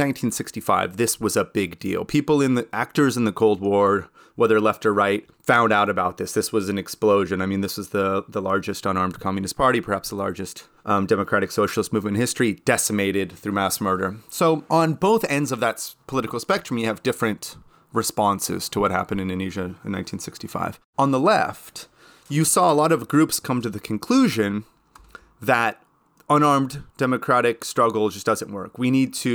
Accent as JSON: {"language": "English", "country": "United States", "said": "I'm American"}